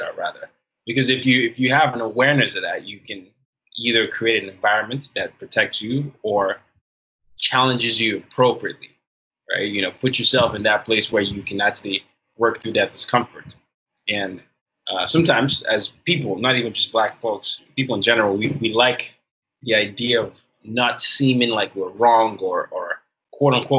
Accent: Nigeria; I come at it from the Nigerian perspective

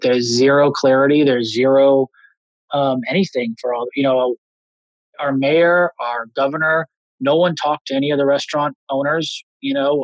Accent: Los Angeles, California, United States; I grew up in Los Angeles.

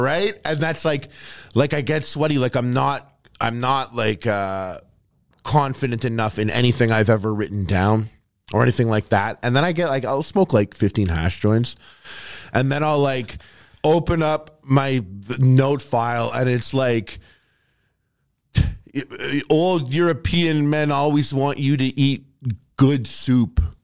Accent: Montreal, Quebec, Canada; also born or lived in Toronto; I'm from Montreal

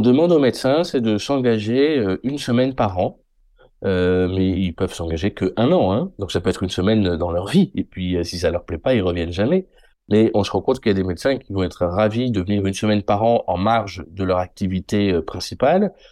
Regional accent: Limoges, Nouvelle-Aquitaine, France; also born or lived in Paris; Je suis né à Limoges

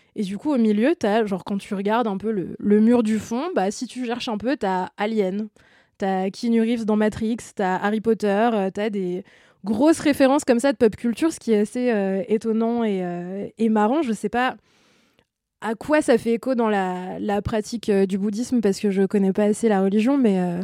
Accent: France; Nous, en tant que Français et euh, membres de l'espace Schengen

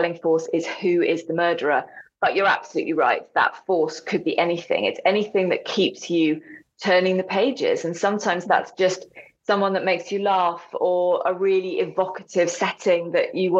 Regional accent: England, United Kingdom; moved away as an adult; now in North Wales, United Kingdom; so I'm English and I live in a Welsh-speaking community.

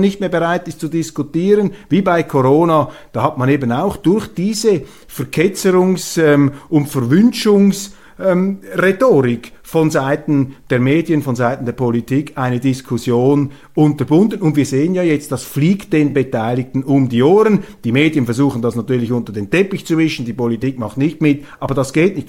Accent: Switzerland; Als Schweizer

